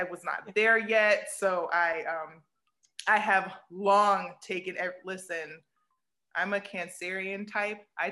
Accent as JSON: {"language": "English", "country": "United States", "tie": "born or raised there", "said": "I'm still American, so I'm still raised in the container of America"}